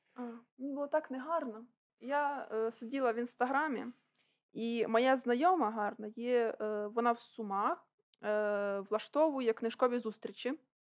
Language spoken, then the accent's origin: Ukrainian; Okhtyrka, Sumy Oblast, Ukraine; я уродженка Охтирки.